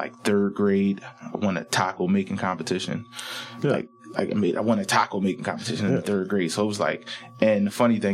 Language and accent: English; Philadelphia, Pennsylvania, United States; born and raised in Southwest Philly, moved to West Philly, Mill Creek Projects.